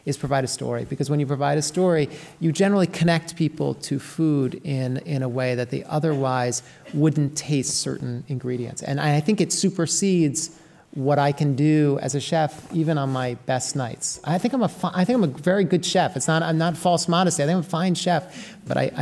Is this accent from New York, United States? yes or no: yes; New York City, New York, United States; also born or lived in Berkshires, Massachusetts; I grew up in New York City, but I spent a lot of time on my grandmother's farm in the Berkshires